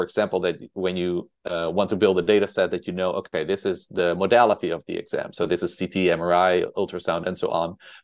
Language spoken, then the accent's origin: English; Netherlands; accent: Dutch; English is a second language; moved away as an adult; also born or lived in Utrecht, Netherlands / New York City, United States; now in United States; I'm originally from the Netherlands. That's why I have this Dutch accent